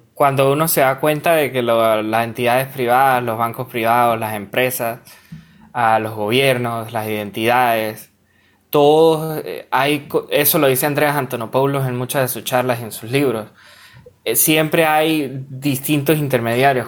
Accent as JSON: {"language": "Spanish", "country": "Venezuela", "said": "soy venezolano"}